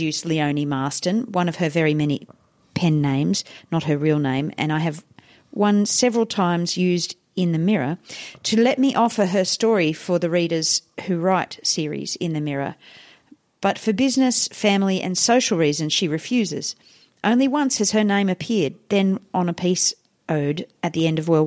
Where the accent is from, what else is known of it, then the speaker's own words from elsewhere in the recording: Hyderabad, Telangana, India; now in Australia; when I was growing up in India